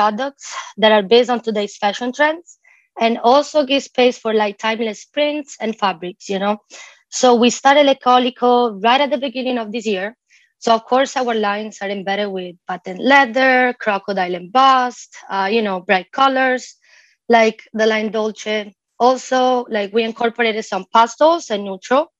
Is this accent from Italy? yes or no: yes; near Venice, Veneto, Italy; moved away as an adult; now in Miami, United States; born and raised near Venice